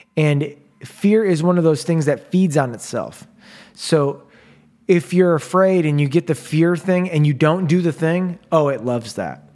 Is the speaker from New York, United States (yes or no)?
no; Chicago, Illinois, United States; moved away; I'm from Chicago